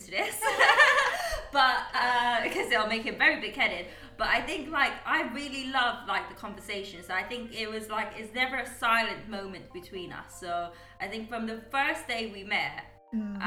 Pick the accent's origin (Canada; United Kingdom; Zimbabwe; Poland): United Kingdom; moved away as an adult; also born or lived in Guyana; I was brought up in the UK. Mm-hmm. I went to school over in the UK